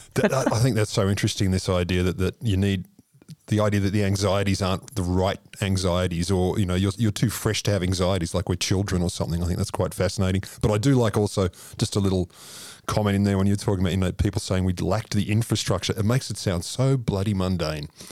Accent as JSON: {"language": "English", "country": "Australia", "said": "I'm an Australian."}